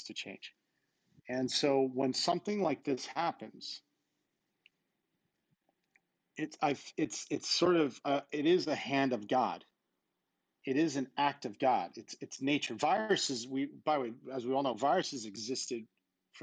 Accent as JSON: {"language": "English", "town": "Babylon", "region": "New York", "country": "United States", "tie": "born or raised there", "moved": "yes", "said": "I was a kid from Babylon, Long Island"}